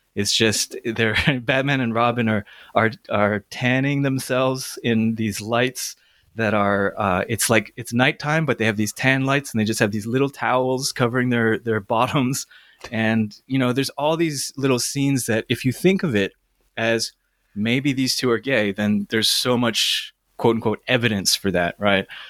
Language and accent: English; Toronto, Ontario, Canada; I grew up in Toronto